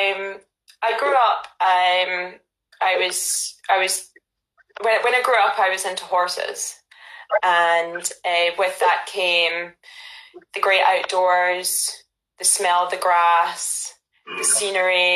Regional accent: Ayrshire, Scotland, United Kingdom; moved away as an adult; also born or lived in Glasgow; now in London, United Kingdom; I was born in Glasgow, grew up in Ayrshire, went to university in Glasgow, and then moved to London

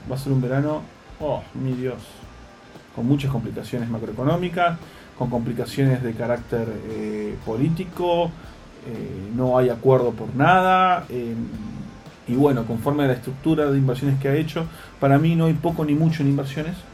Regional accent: Tandil, Buenos Aires Province, Argentina; yo soy de Tandil, ¿no?

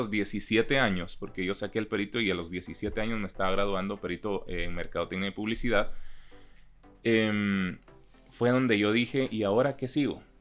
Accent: Chiquimula, Guatemala; born there; Em, pero yo nací en Chiquimula

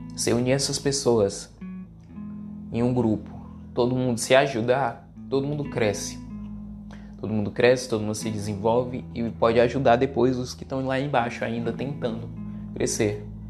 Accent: Ceará, Brazil; eu que sou do Nordeste, eu sou cearense

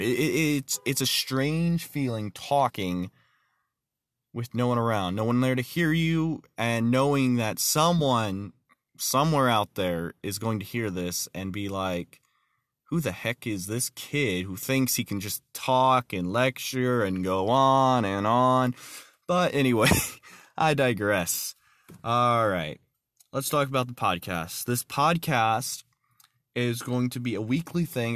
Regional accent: Texarkana, Texas, United States; also born or lived in North Idaho; now in Idaho, United States; I was born in Texarkana, Texas

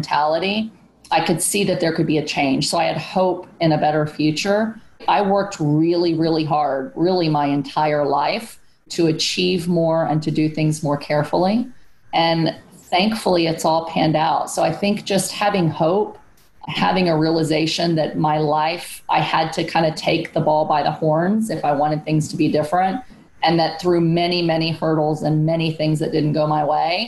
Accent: San Antonio, Texas, United States; born or raised there

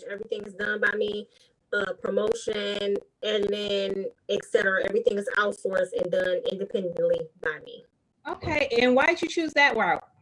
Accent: Detroit, Michigan, United States; I'm from Detroit, Michigan, born and raised.

